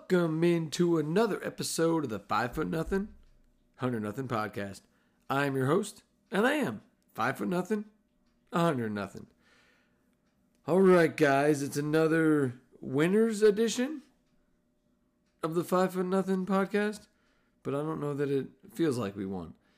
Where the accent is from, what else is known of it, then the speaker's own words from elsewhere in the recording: New Jersey, United States; I'm mostly Italian. I'm from New Jersey